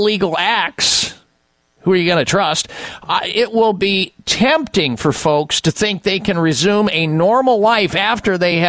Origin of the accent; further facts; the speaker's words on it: United States; I'm an American